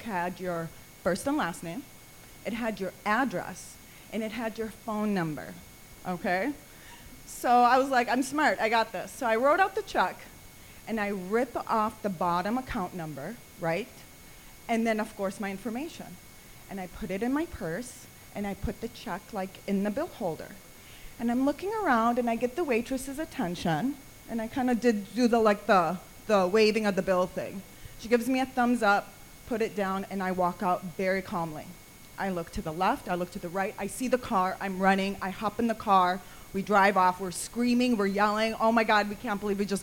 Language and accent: English; Minneapolis, Minnesota, United States; also born or lived in Damascus, Syria; I was born in Damascus, but I was raised in the United States. I grew up in Minneapolis, Minnesota